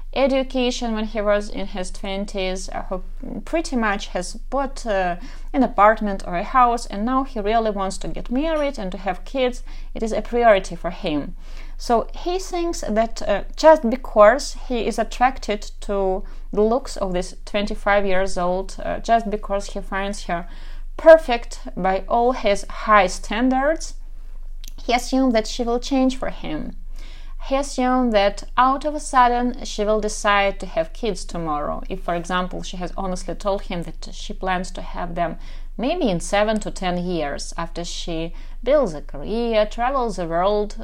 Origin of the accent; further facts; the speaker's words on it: Kharkiv, Kharkiv Oblast, Ukraine; English is a second language; I'm from Kharkov, Ukraine, so probably you can tell already by my accent